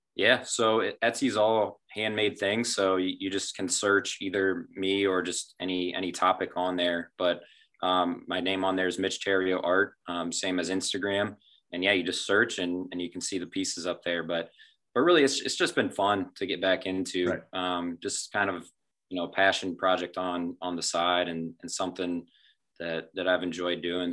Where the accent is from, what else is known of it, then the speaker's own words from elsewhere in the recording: small town outside of Findlay, Ohio, United States; town outside of findlay so born and raised